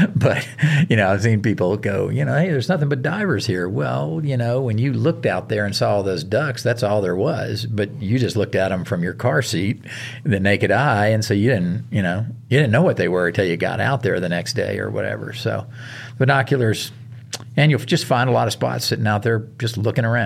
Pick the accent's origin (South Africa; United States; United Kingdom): United States; the South; moved away; I grew up hunting in the South